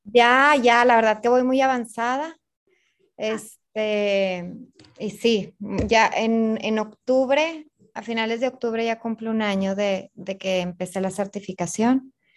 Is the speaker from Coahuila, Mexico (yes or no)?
yes; Torreón, Coahuila, Mexico; moved away as an adult; now in Monterrey, Mexico; Yo estoy viviendo en Monterrey, soy de Torreón, pero ya llevo 10 años viviendo aquí en Monterrey